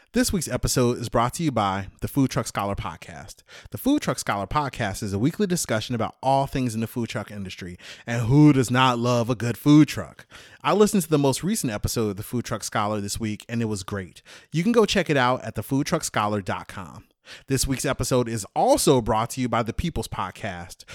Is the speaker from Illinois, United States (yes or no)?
yes; Chicago, Illinois, United States; moved away as an adult; also born or lived in Germany / Alaska / Afghanistan; I'm born and raised in Chicago